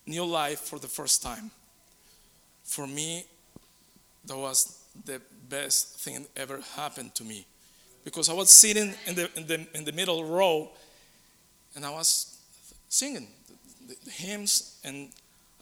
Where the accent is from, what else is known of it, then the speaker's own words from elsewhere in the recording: Colombia; moved away as an adult; now in United States; I lived in Colombia for 44 years. I was raised and in there